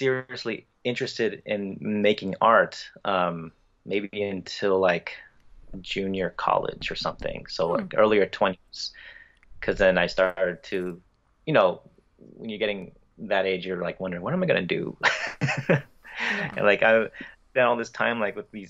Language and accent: English; Bay Area, California, United States; I'm from the States here in California, Bay Area